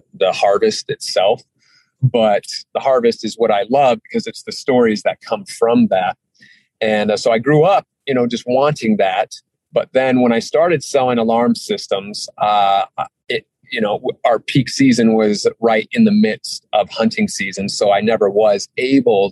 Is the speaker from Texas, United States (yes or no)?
no; Hailey, Idaho, United States; also born or lived in Sun Valley, Idaho; now in Utah, United States; I grew up in Idaho. So I was born in Sun Valley, Idaho, grew up outside of Haley